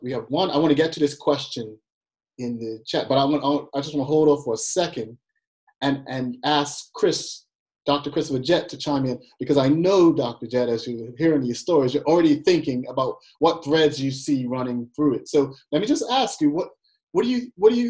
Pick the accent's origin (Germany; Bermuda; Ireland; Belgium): Bermuda; moved away as an adult; also born or lived in Massachusetts; being away from my home country of Bermuda